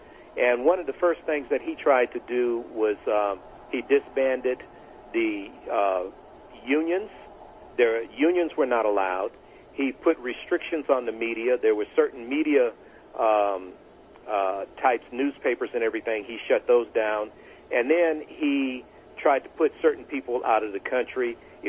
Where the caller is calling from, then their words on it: Bloomington, California, United States; I'm calling from Bloomington, California.